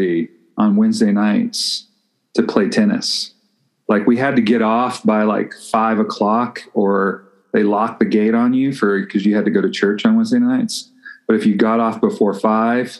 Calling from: Albuquerque, New Mexico, United States; I'm calling in from Albuquerque

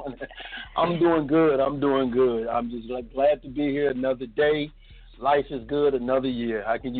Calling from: Chicago, Illinois, United States; I'm calling from Chicago. … from Truth and Facts Boxing.

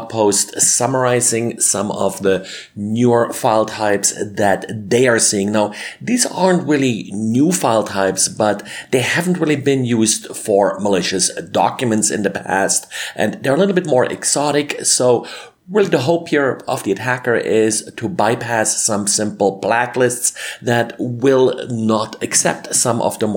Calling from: Denver, Colorado, United States; today I'm recording from Denver, Colorado.

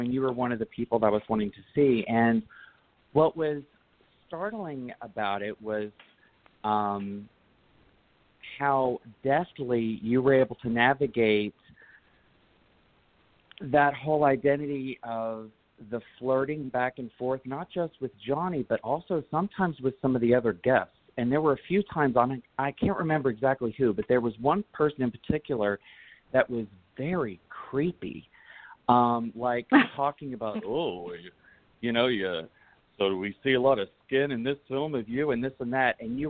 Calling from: Tempe, Arizona, United States; I'm calling from Tempe, Arizona

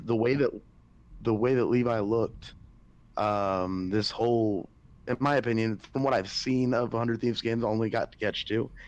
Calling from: Myrtle Beach, South Carolina, United States; I'm calling from uh, Myrtle Beach, South Carolina.

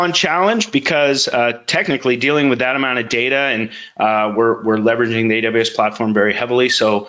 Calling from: Folsom, California, United States; I'm in Northern California, a town called Folsom.

